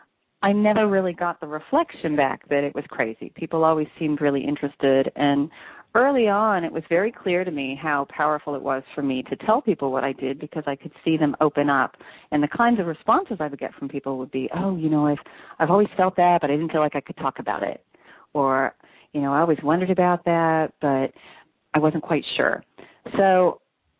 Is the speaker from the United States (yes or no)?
yes; Kansas, United States; I grew up in Kansas